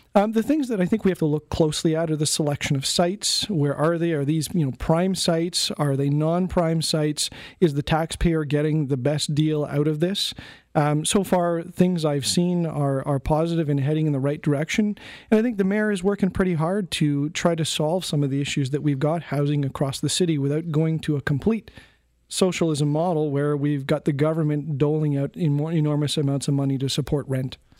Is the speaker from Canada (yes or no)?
yes; Canada; as a Canadian, a, as a citizen